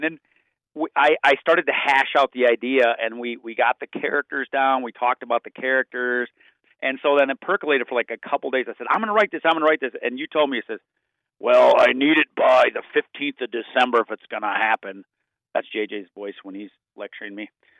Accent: Minnesota, United States; now in North Dakota, United States; I'm originally from Minnesota and I don't know rural North Dakota at all.

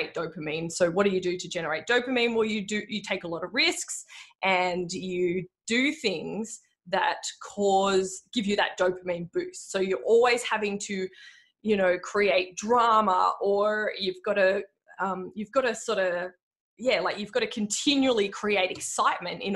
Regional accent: Frankston, Victoria, Australia; I grew up in Frankston. I went to high school in Frankston.

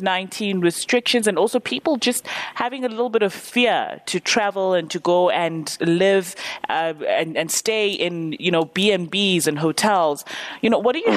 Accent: Eastern Cape, South Africa; I'm from the Eastern Cape

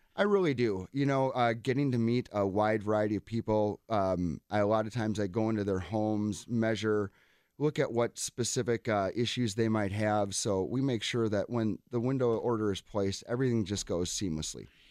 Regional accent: Cedarburg, Wisconsin, United States; I grew up in Cedarburg

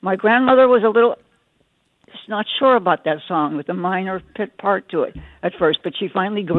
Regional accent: Pittsburgh, Pennsylvania, United States; now in Iowa City, United States; my family growing up in Pittsburgh in the 1930s.

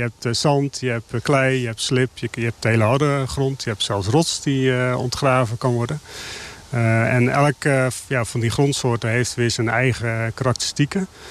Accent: Netherlands; onze historie als Hollanders

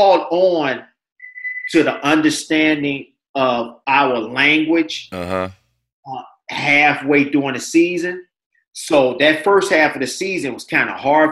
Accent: United States; I'm from the South Side.

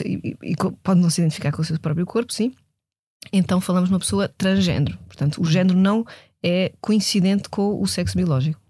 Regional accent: Portugal; sendo eu portuguesa, europeia, nascida neste, neste século

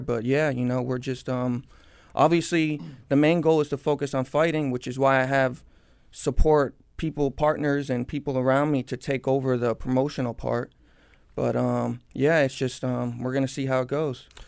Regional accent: Cooper City, Florida, United States; I was born and raised in Cooper City, Florida. I've lived in the same house my whole life

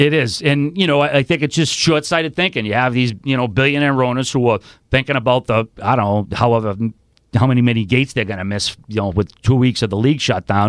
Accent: Boston, Massachusetts, United States; I'm originally from Charlestown. I do live in South Boston now

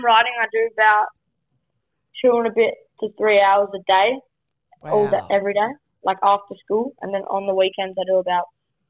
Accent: Melbourne, Victoria, Australia; also born or lived in Queensland; So I was born in Queensland and then I moved to Melbourne.

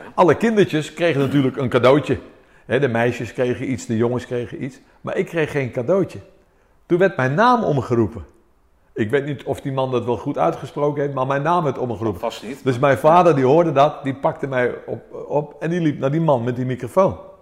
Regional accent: Amersfoort, Utrecht, Netherlands; also born or lived in Athens, Greece; En toen kwamen wij naar Amersfoort. En hier ben ik opgegroeid, in Amersfoort

